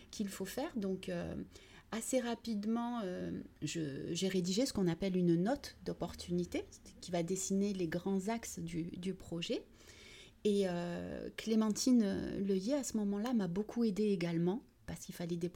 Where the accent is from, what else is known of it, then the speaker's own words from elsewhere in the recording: Vitrolles, Provence-Alpes-Côte d'Azur, France; also born or lived in Algeria / United States; j'ai 49 ans, donc … Je suis franco-algérienne. Je suis née en Algérie et je suis arrivée à l'âge de 6 ans à Vitrolles où j'ai grandi et où j'ai fait toutes mes études.